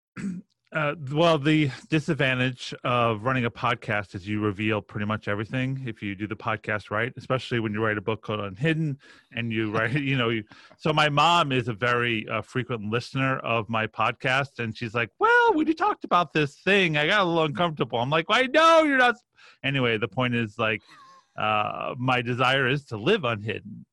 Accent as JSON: {"language": "English", "town": "Roslyn", "region": "New York", "country": "United States", "tie": "born or raised there", "said": "I grew up on the North Shore of Long Island"}